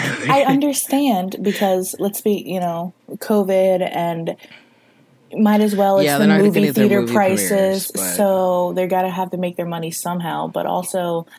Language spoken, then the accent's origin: English; Florida, United States; I may be a Floridian